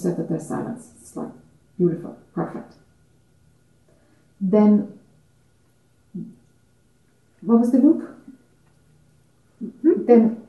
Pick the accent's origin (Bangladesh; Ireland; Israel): Ireland; I'm Irish